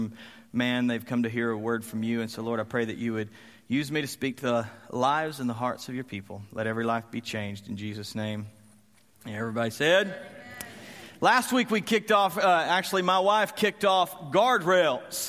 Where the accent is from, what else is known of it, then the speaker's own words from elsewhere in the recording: Graham, Texas, United States; I grew up in Graham, Texas, and I loved my area.